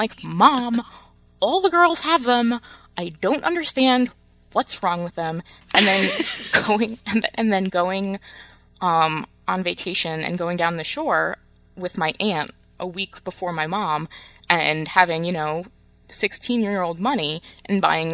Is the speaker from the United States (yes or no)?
yes; New Jersey, United States; moved away as an adult; now in Michigan, United States; after I moved away from New Jersey, after I moved away from home or was home for like 28 years